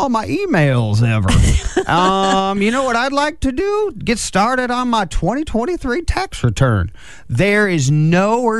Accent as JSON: {"language": "English", "town": "Angola", "region": "Indiana", "country": "United States", "tie": "born or raised there", "said": "I grew up in Angola, northeast corner here of the state in Steuben County."}